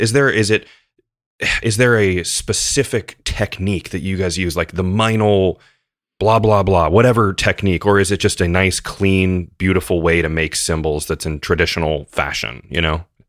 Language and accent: English; United States; for me as an American guy